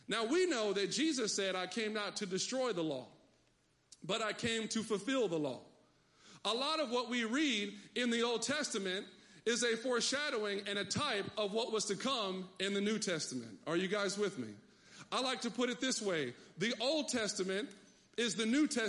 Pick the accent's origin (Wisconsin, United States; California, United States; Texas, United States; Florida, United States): Texas, United States; I come from Texas